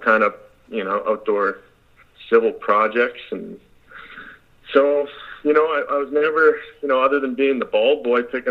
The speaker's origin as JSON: {"language": "English", "country": "Canada", "said": "I'm Canadian"}